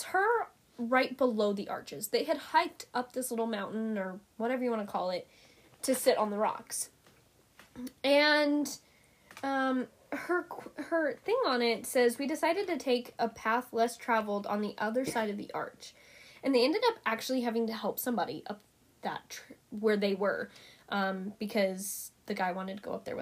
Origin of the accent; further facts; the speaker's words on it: Montana, United States; I grew up here in Montana